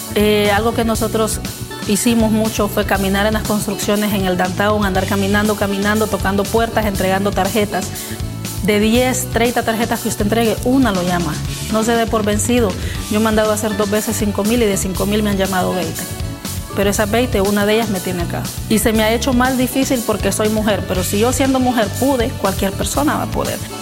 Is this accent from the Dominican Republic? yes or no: no; Honduras; moved away as an adult; now in United States; Soy originaria de Honduras